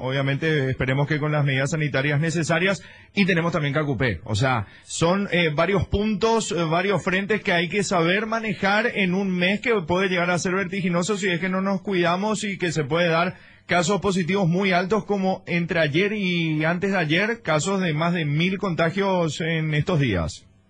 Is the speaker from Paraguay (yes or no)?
yes; Paraguay; cómo somos los paraguayos